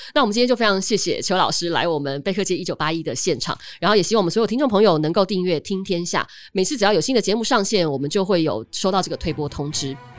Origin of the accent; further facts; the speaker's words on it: Taiwan; 我们台湾人